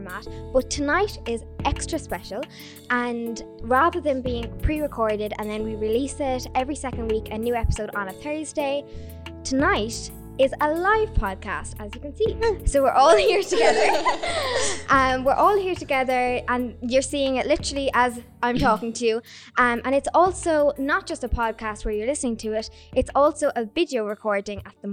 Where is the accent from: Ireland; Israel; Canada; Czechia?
Ireland; Mitchelstown, Munster; I'm from Mitchestown